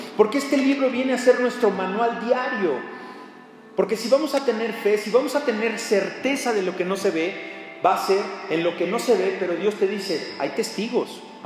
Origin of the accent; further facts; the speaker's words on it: Mexico; como mexicanos